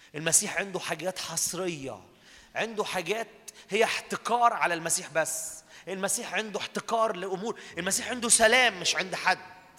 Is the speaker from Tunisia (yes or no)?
no; Minya, Minya Governorate, Egypt; انا بلدنا دي اتقال عليها كلام على المنيا